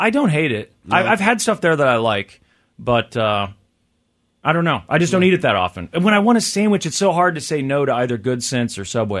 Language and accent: English; Kansas City, United States; I wanted to see my hometown, right? Is it on here? Where is it? It took a while. I finally did find Kansas City.